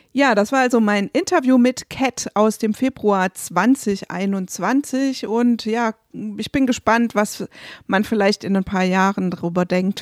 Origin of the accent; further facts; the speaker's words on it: Rhineland-Palatinate, Germany; moved away; ich komme ja aus der Pfalz